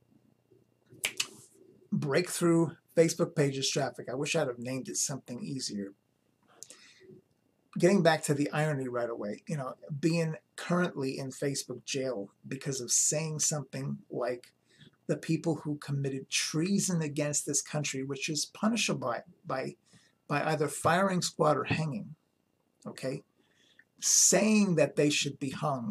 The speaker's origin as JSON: {"language": "English", "region": "New York", "country": "United States", "tie": "born or raised there", "said": "Growing up in New York"}